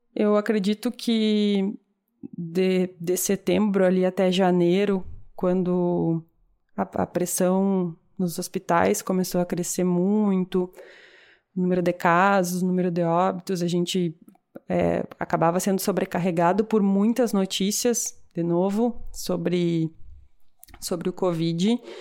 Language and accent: Portuguese; Brazil; moved away as an adult; eu, enquanto brasileira